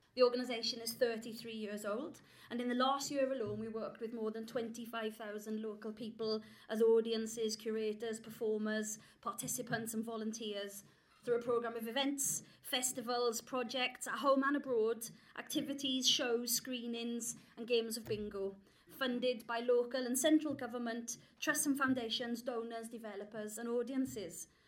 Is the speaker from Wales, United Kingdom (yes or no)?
yes; South Wales valleys, United Kingdom; I grew up in the South Wales valleys